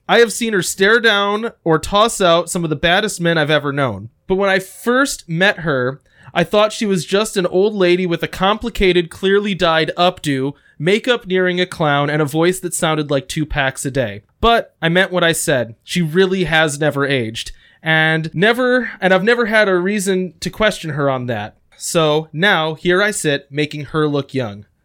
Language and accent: English; Indiana, United States; we have a lot of towns with, like, Central and Southern American names